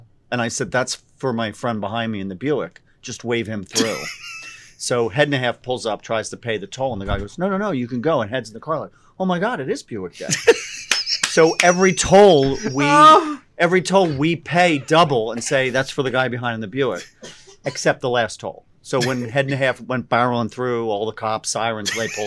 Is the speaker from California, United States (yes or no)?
no; Philadelphia, Pennsylvania, United States; moved away as an adult; now in Clinton, New Jersey, United States; I'm originally from Philly.